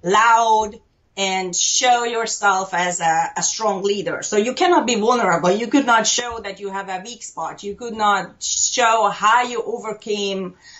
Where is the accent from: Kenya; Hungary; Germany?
Hungary; Budapest; moved away as an adult; also born or lived in Canary Islands; now in Toronto, Canada; live just at the east side of Toronto. I have lived in Canada actually since 1991. I'm Hungarian. I was born and raised in Budapest.